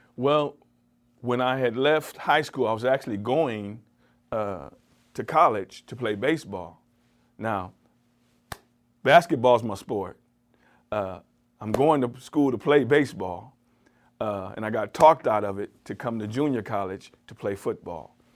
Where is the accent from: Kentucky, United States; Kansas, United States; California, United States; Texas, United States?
California, United States; moved away as an adult; now in Cleveland, United States; I was from California